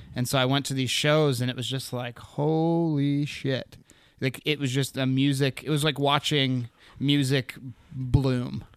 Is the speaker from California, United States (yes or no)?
no; Anchorage, Alaska, United States; also born or lived in Seattle; I was born in Anchorage.